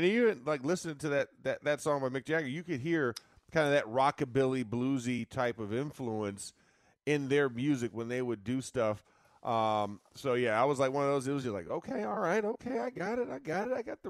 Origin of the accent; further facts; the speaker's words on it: the South, United States; I'm from the South